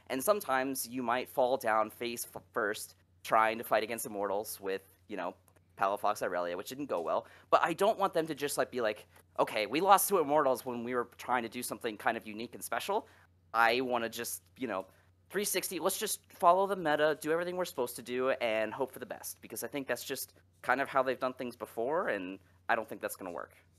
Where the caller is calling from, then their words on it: Phoenix, Arizona, United States; I'm calling from Phoenix, Arizona